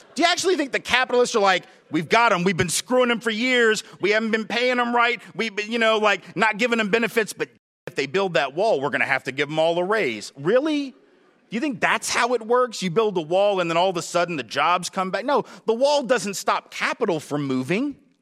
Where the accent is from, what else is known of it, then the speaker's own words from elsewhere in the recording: the South, United States; I'm from the South, lived in the South all my life